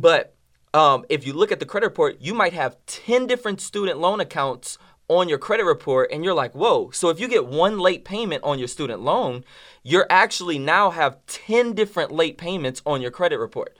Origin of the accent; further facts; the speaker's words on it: New Orleans, Louisiana, United States; now in Dallas, United States; I'm from New Orleans, Louisiana